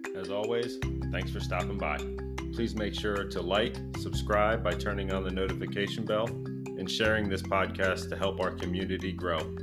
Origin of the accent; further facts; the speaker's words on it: Maryland, United States; my home state of Maryland